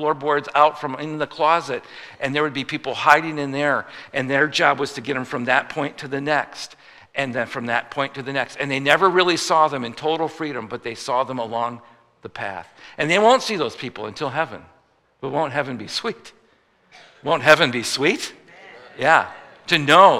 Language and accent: English; Midwest, United States; I'm a Midwesterner